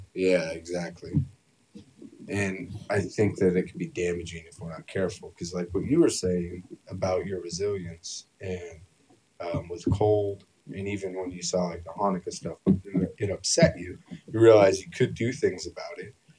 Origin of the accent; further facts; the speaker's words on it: California, United States; moved away; also born or lived in Idaho; I'm from California originally